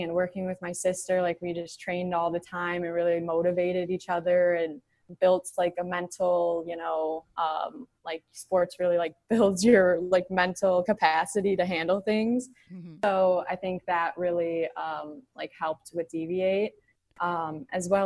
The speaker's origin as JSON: {"language": "English", "town": "Plymouth", "region": "Michigan", "country": "United States", "tie": "born or raised there", "lives_now": "Detroit, United States", "said": "I am from Plymouth, Canton area, and I am now in downtown Detroit"}